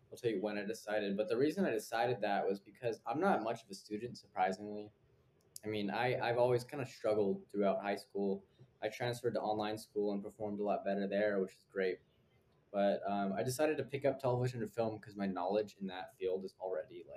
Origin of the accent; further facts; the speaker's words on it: Fresno, California, United States; moved away as an adult; now in New York City, United States; I grew up in Fresno